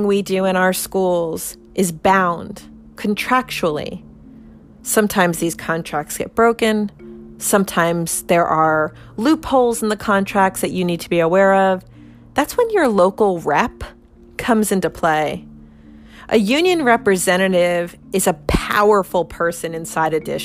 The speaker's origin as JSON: {"language": "English", "region": "New Jersey", "country": "United States", "said": "I'm from New Jersey. In New Jersey, we're union strong."}